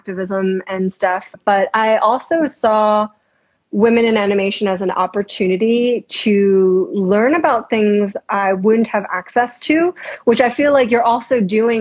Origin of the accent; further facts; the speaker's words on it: New York City, New York, United States; New York. So Queens, New York. Yeah. And that was like elementary school